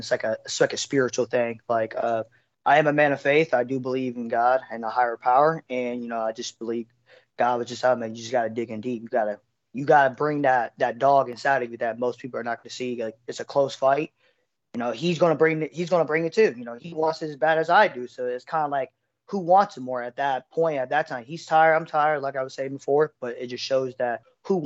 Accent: Middletown, Ohio, United States; I'm from Middletown, Ohio, a small metro city between Cincinnati, Dayton, Ohio

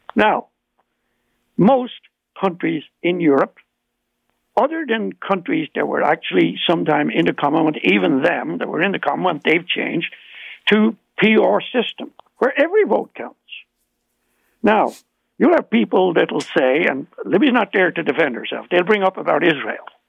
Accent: Ireland; accent: Irish; now in Ontario, Canada; you can hear my Irish accent

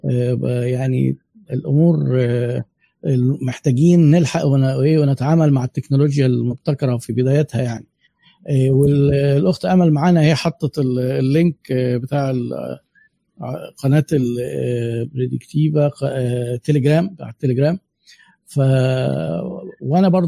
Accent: Egypt; احنا بقى مصريين زي بعض

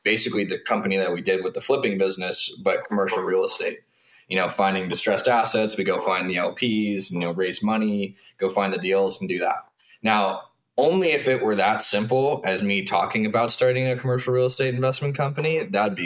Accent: Southern California, United States; moved away as an adult; also born or lived in Washington State; I grew up in SoCal

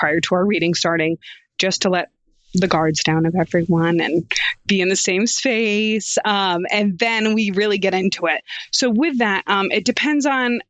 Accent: Rhode Island, United States; I'm from Rhode Island

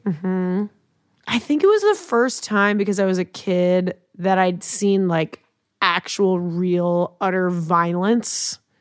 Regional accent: Long Island, New York, United States; I'm from Long Island

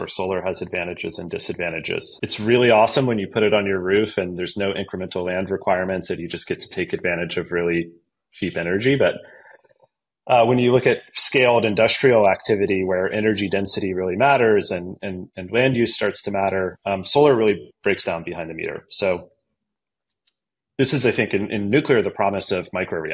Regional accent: Virginia Beach, Virginia, United States; I grew up in Virginia Beach, Norfolk, Virginia, that area, Hampton Roads, as people call it.

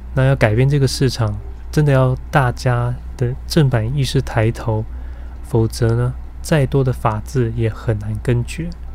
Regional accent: Taiwan; 我们台湾人都很坚信的宗教的思维

